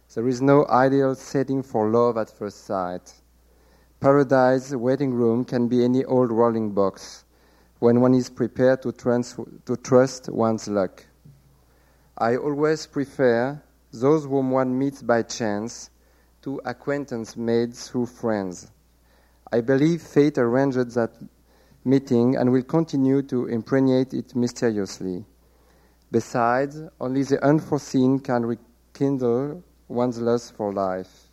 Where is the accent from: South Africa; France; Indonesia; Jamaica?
France; accent: French; English is a second language; my French accent